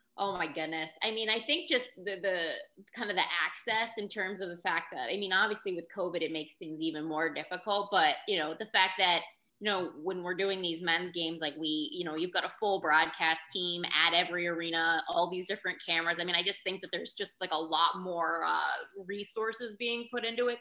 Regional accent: Pittsburgh, Pennsylvania, United States; moved away as an adult; now in Florida, United States; I grew up in Pittsburgh and and it was a, a big hockey family.

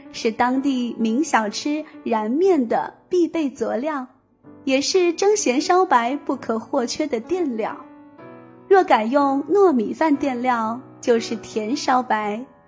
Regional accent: northeastern Yunnan, China; also born or lived in Kunming; 我老家在滇东北

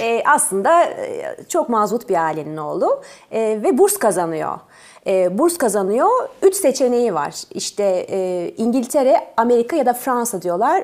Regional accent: Ankara, Turkey; born or raised there; also born or lived in Tours, France

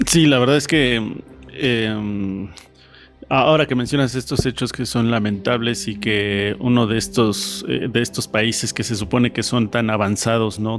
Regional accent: Mexico; nosotros como mexicanos

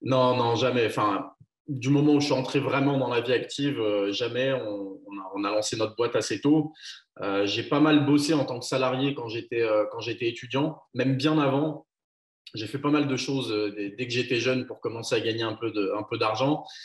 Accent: Chaponost, Auvergne-Rhône-Alpes, France; also born or lived in Lyon; Je suis d'un petit village à vingt minutes au sud de Lyon à la base. Mais, euh, aujourd'hui, je suis installé à Lyon Centre, ouais. Je suis chaponais

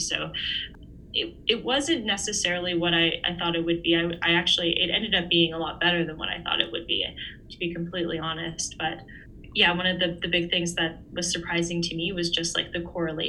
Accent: Vancouver, British Columbia, Canada; moved away; also born or lived in Houston, Texas; given they were from my hometown

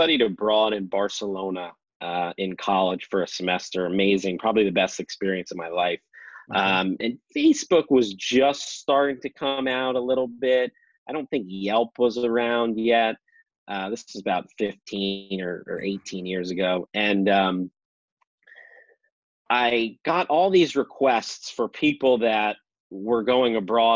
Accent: Scarsdale, New York, United States; also born or lived in Bloomington, Indiana; now in Cincinnati, United States; I grew up in Scarsdale, New York. It was about 30 minutes north of the city

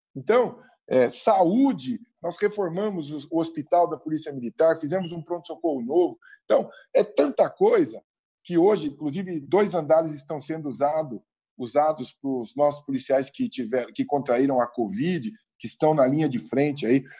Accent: São Paulo, Brazil; como paulistano que sou

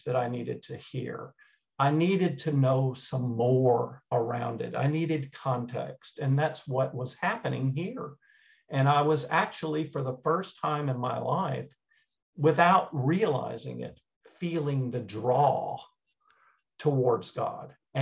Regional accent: East Texas, United States; growing up in East Texas

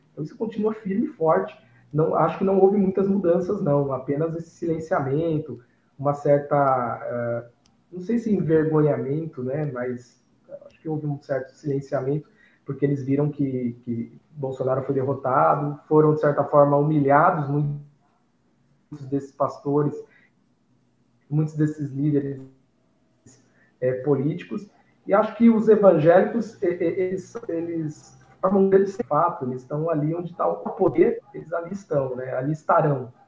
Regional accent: Piracicaba, São Paulo, Brazil; eu sou, eu sou, aqui do interior de São Paulo, Piracicaba

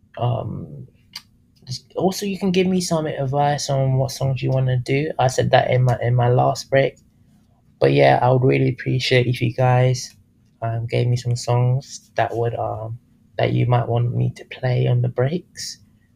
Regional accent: London, United Kingdom; now in Tampa, United States; I'm from London. I lived in there, born and raised.

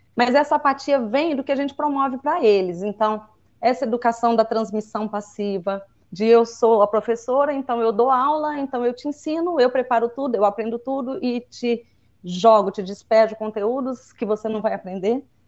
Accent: Minas Gerais, Brazil; accent: mineirês; eu acho muito bonito o nosso regionalismo. Eu não acho Duvido. o nosso uai, nós fumo, nós voltemos. Enfim, eu acho isso, eu, eu, acho gostoso o mineirês.

